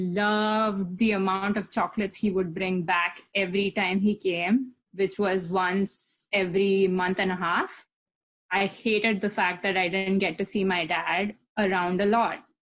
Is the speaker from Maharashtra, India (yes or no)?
yes; Mumbai, Maharashtra, India; moved away as an adult; now in Pennsylvania, United States; I grew up in Mumbai, India. I was born there. I lived for the first 25 years of my life there